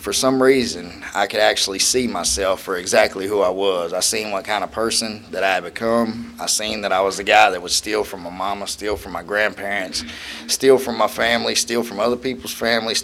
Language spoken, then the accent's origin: English; Wilmington, North Carolina, United States; I was from Wilmington